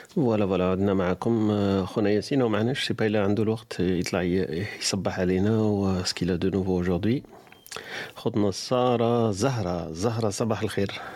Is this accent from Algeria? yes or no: yes; Algeria; عندنا في الجزائر